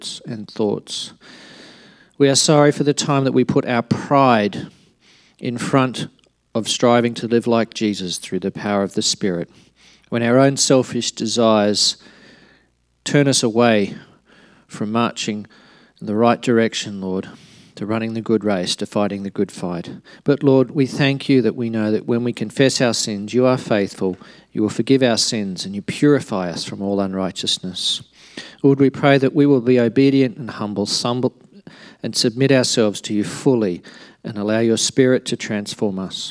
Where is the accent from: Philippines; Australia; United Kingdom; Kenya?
Australia; Alice Springs, Northern Territory; moved away; also born or lived in Darwin; I was born in Alice Springs. I lived there in Darwin, so shoes optional for the first X years of my life